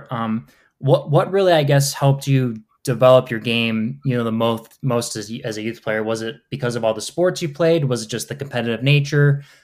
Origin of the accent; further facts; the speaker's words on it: Warren, Michigan, United States; You know, growing up in Warren, you know, um, playing high school soccer